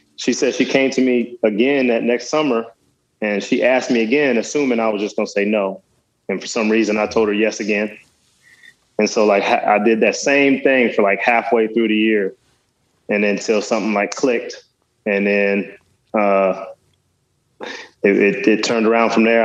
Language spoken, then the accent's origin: English; Dallas, Texas, United States; also born or lived in West Virginia; I got to Dallas at, at that age, and kind of that's where I, I did mo- most of my growing up